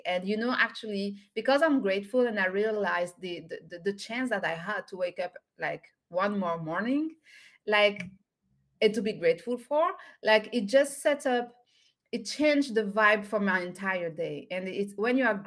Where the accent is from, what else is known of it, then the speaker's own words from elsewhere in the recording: by the Mediterranean Sea, southern France, France; English is a second language; moved away; I'm French and I'm from Southern France. I was born and raised by the Mediterranean Sea